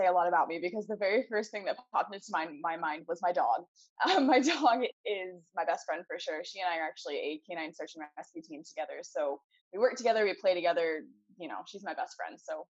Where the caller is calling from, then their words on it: Portland, Oregon, United States; I'm in Portland, Oregon, which is kind of halfway around the world.